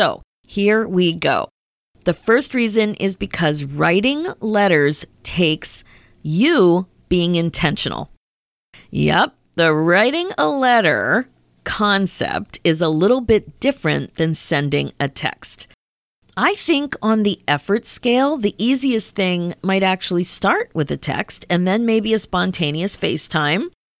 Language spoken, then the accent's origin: English; Pennsylvania, United States; my mom still lives in the house in town that I grew up in Pennsylvania.